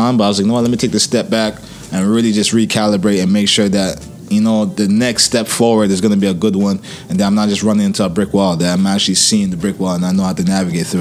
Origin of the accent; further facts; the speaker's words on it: Ghana; moved away; my home country